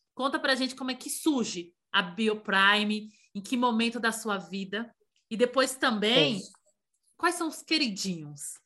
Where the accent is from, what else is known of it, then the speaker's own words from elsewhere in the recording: Bahia, Brazil; Eu sou baiana.